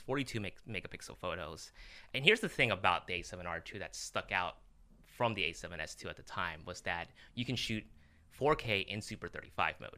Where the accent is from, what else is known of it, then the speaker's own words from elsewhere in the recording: Los Angeles, California, United States; I was born in Los Angeles